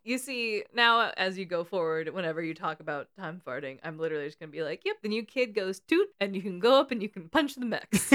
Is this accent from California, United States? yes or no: yes; California, United States; We're both from California and have different accents somehow.